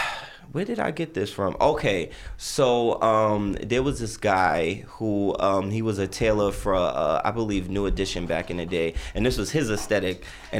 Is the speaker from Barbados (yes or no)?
yes; Barbados